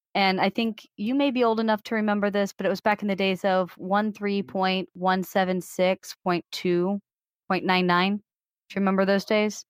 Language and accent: English; Missouri, United States; also born or lived in Illinois; I moved to Missouri fifth, sixth grade, something like that. I've been in Missouri the rest of that time